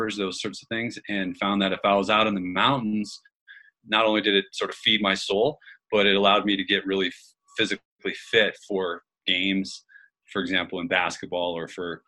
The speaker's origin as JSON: {"language": "English", "region": "Colorado", "country": "United States", "tie": "born or raised there", "said": "I grew up in Colorado"}